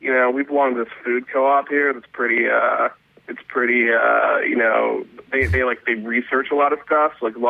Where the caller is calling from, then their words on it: New York, United States; I'm calling from New York.